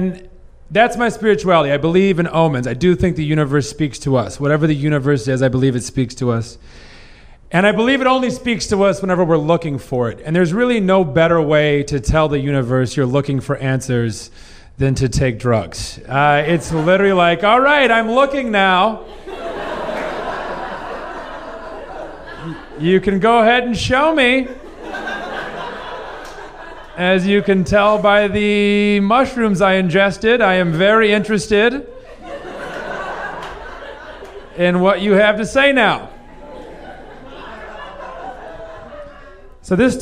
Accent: southern Missouri, United States; I grew up in South Missouri in the Bible Belt

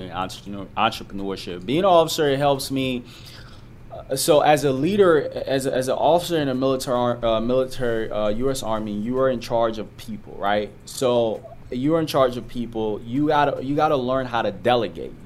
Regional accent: Liberia; moved away; also born or lived in Ivory Coast; I'm from Liberia, but I came in Ivory Coast.

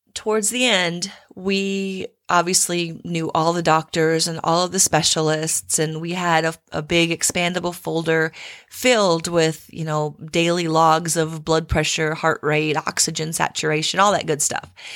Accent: Midwest, United States; moved away as an adult; now in Texas, United States; I've spent almost equal amount of time in Texas as I have where I grew up in the Midwest

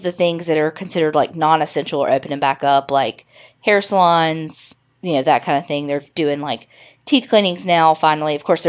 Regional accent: Farmersville, Texas, United States; My hometown of Farmersville, Texas, is a small town located about 40 miles north of Dallas and currently has a population of about 5,000. Your typical, quiet, small town.

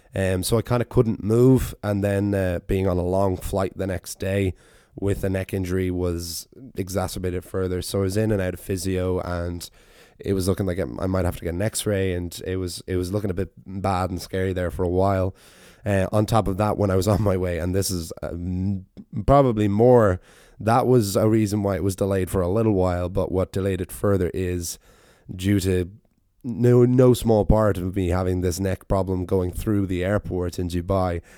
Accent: Ireland; go home to Ireland

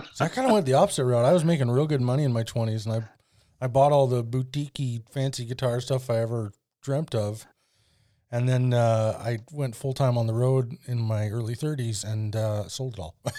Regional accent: Alberta, Canada; now in Vernon, Canada; my hometown uh, has a, a street called 100th Avenue, and it definitely has a name that no one in town calls it. don't know why. But that's a very Albertan thing to do as well.

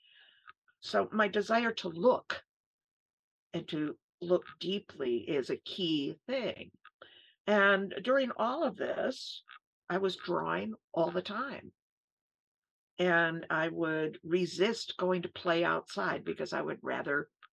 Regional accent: Ithaca, New York, United States; I was born in 1950 in the Finger Lakes region of New York State. I was born into a college town

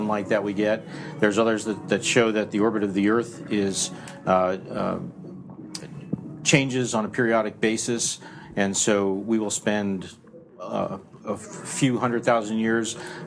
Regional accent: New Jersey, United States; moved away; I'm from Jersey. I'm a guy from Jersey, and it's a foreign land

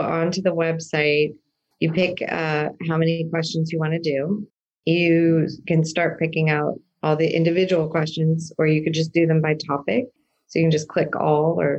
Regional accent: San Diego, California, United States; I grew up in San Diego

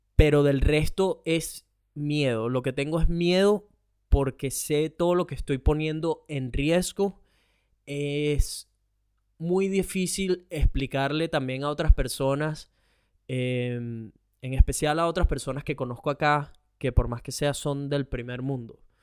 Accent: Venezuela; now in Australia

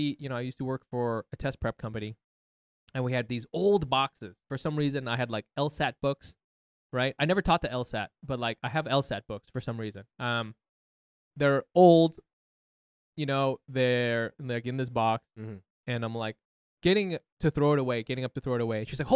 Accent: Orange County, California, United States; born or raised there; now in New York, United States

